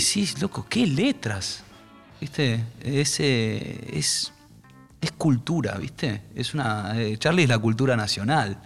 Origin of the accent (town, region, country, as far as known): Argentina